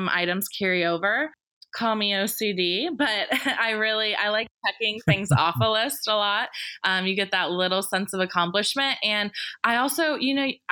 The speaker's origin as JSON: {"language": "English", "town": "Atlanta", "region": "Georgia", "country": "United States", "tie": "born or raised there", "said": "I definitely say Atlanta, but they question me sometimes because I don't have a huge Southern accent"}